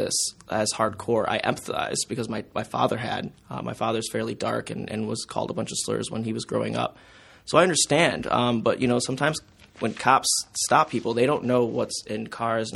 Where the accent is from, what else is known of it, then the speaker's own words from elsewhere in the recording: Detroit area, Southeast Michigan, United States; moved away as an adult; now in Mount Pleasant, United States; I'm from Southeast Michigan. I'm from Detroit area, too.